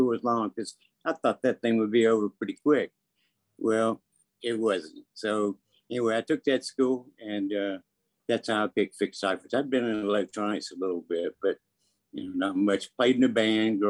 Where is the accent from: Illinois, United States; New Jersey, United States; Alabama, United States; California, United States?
Alabama, United States; Birmingham; I grew up in Birmingham, Alabama